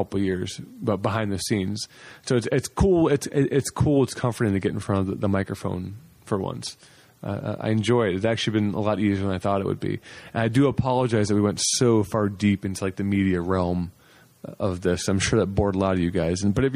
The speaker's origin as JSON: {"language": "English", "town": "Cleveland", "region": "Ohio", "country": "United States", "tie": "born or raised there", "moved": "yes", "lives_now": "Charlotte, United States", "said": "my hometown of Cleveland"}